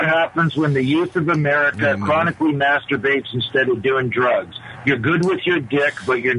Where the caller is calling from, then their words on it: Toronto, Ontario, Canada; from Toronto.